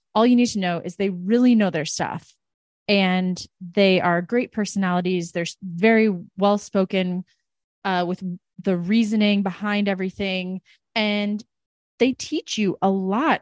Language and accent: English; United States; as an American